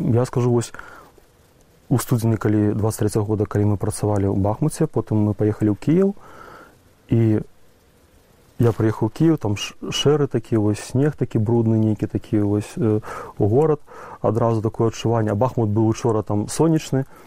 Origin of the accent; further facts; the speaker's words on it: Belarus; now in Ukraine; я беларус